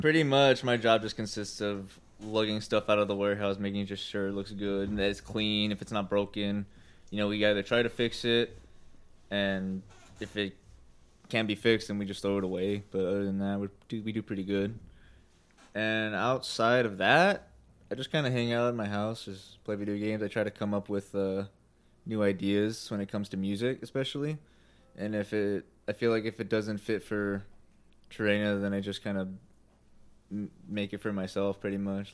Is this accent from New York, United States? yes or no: no; Ventura, California, United States; also born or lived in Oxnard, California / Bakersfield, California; I just pretty much spent most of my like young years and my formative years, like my teenage years, just kind of growing up in Ventura.